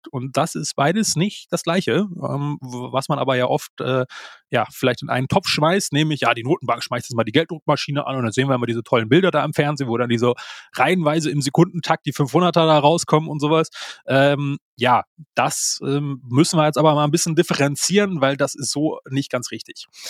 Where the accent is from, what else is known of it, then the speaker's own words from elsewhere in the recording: Germany; bei uns in Deutschland